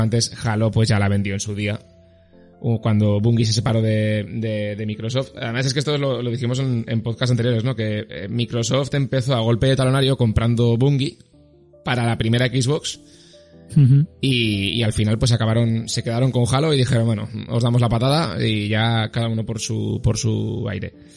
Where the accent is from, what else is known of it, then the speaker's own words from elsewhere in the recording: Zaragoza, Aragon, Spain; soy de Zaragoza